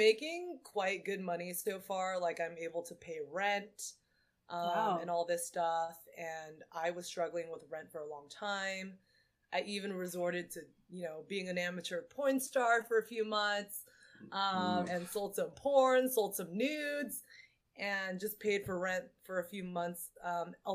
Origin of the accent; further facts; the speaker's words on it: Silicon Valley, California, United States; I was born in the Silicon Valley in California